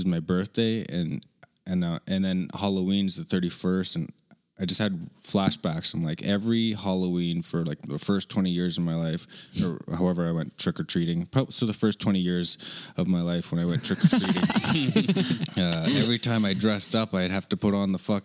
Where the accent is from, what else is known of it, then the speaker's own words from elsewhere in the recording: Saskatoon, Saskatchewan, Canada; moved away as an adult; also born or lived in Prince Albert, Saskatchewan / Montreal Lake Cree Nation / Calgary; now in Vancouver, Canada; I just remember Saskatoon as being my hometown. That's where I was raised for the first 20 years.